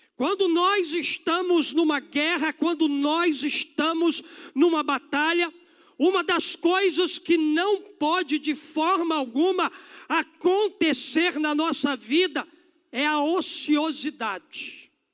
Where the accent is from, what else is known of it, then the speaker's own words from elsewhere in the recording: Brazil; nós como brasileiros